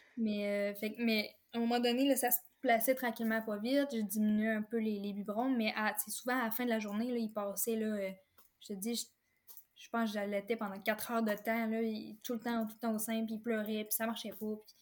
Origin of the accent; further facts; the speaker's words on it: Forestville, Quebec, Canada; je suis native de la Côte-Nord. ben, je demeure en fait encore ici à Forestville.